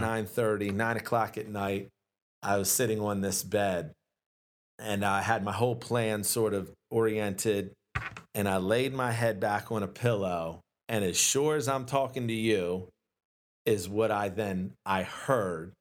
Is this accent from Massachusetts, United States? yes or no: no; Glen Burnie, Maryland, United States; I'm born and raised in Glen Burnie